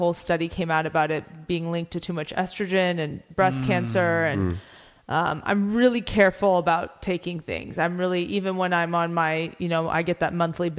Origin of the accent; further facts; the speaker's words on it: United States; I'm born and raised in America